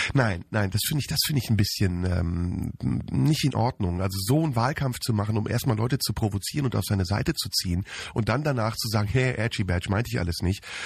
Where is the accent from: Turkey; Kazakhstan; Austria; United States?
Turkey; now in Germany; als ehemaliger Türke